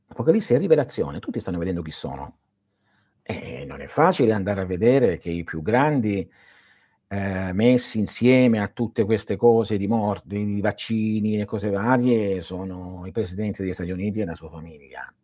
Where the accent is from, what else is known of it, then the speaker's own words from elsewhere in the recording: Manduria, Apulia, Italy; moved away; nel mio paese a Manduria non si facevano certe cose